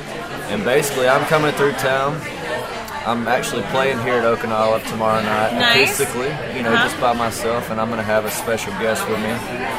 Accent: Dothan, Alabama, United States; this is my hometown, Dothan.

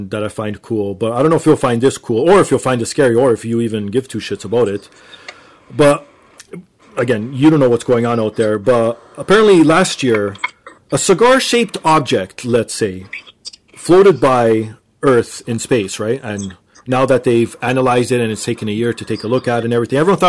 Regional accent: Canada; also born or lived in Portugal; I sort of lived in Portugal for a year, and my parents are Portuguese, but I was born here in Canada

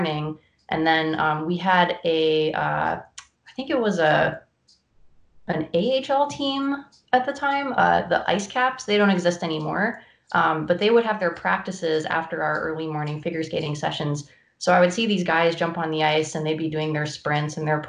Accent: North Carolina, United States; I grew up in North Carolina, where hockey is not a huge sport

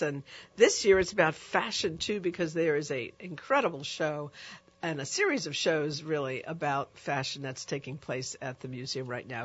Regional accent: New York, United States; a young um, uh, girl growing up in New York

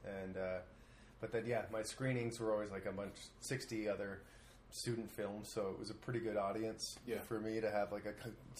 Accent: Toronto, Ontario, Canada; moved away as an adult; also born or lived in Montreal; Originally from Toronto.

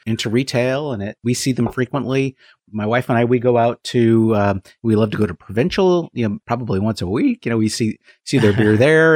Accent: San Francisco Bay Area, California, United States; moved away as an adult; now in Apex, United States; I grew up in the San Francisco Bay Area

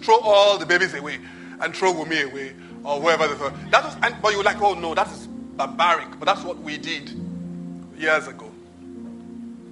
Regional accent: Nigeria; I'm Nigerian

